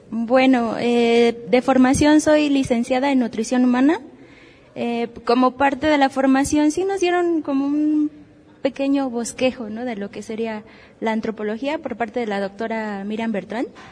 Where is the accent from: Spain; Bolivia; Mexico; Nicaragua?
Mexico; como mexicanos